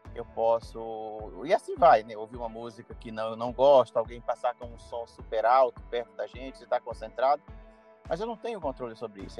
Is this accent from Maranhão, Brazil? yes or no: yes; Carolina, Maranhão, Brazil; moved away; eu estou na minha cidade natal, na cidade de Carolina, estado do Maranhão, onde eu nasci e cresci